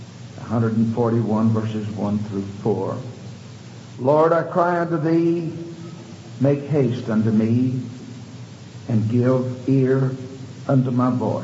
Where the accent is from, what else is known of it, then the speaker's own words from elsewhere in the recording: Houston, Texas, United States; growing up in Houston